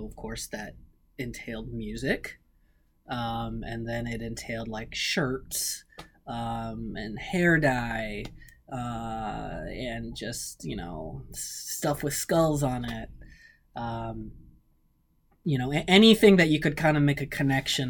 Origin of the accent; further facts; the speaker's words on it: the Maryland suburbs, United States; I'm from the Maryland suburbs